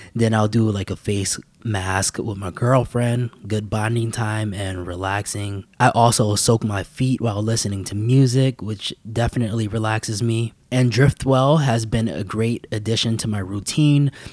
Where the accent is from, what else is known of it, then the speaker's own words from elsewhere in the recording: New York City, New York, United States; I was raised in New York City